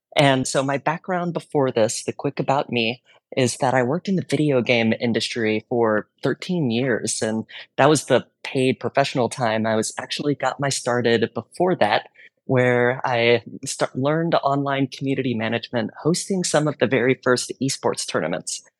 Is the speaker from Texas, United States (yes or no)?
yes; Texas, United States; I grew up in Texas, learned Spanish in high school